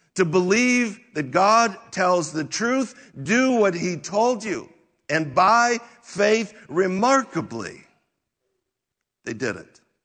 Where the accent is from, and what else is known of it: United States